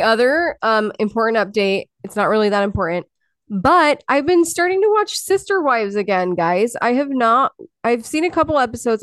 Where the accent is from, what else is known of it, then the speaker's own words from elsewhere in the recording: Utah, United States; moved away; I grew up in Utah.